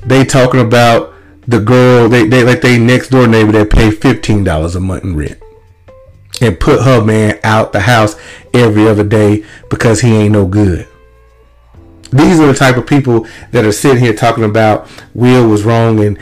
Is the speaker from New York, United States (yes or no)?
no; Lumberton, Mississippi, United States; where I grew up in Little Lumberton, Mississippi